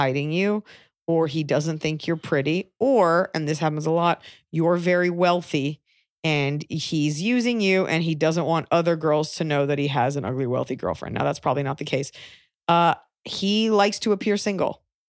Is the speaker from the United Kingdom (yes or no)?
no; Australia; accent: Australian; Thank you for acknowledging my Australian accent.